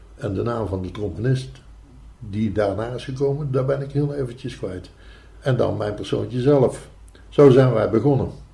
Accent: Tilburg, North Brabant, Netherlands; also born or lived in Eindhoven; geboren in Tilburg

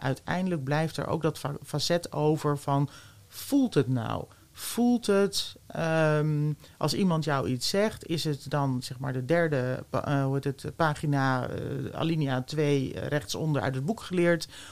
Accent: The Hague, South Holland, Netherlands; moved away as an adult; also born or lived in Twente; ik ben geboren in Den Haag

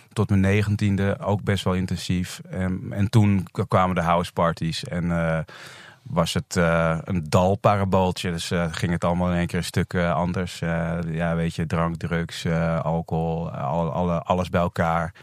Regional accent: Netherlands; also born or lived in Indonesia; Drie maanden eh, was ik toen ik naar Nederland kwam

